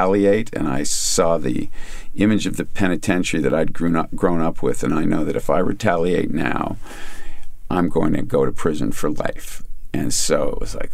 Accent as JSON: {"language": "English", "town": "Kingston", "region": "Ontario", "country": "Canada", "tie": "born or raised there", "said": "I grew up in Kingston with … and the guys in the …"}